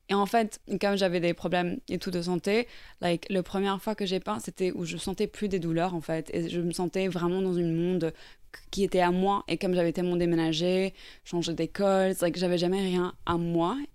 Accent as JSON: {"language": "French", "country": "Norway", "tie": "born or raised there", "also_born_or_lived": "Ireland", "second_language": "French", "said": "je suis irlandaise à la base. Et en fait, j'ai grandi en Norvège."}